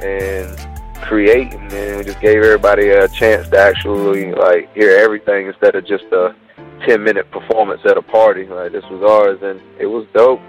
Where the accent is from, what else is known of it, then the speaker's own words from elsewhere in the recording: Murfreesboro, North Carolina, United States; moved away; also born or lived in Greenville, North Carolina; I'm from Murfreesboro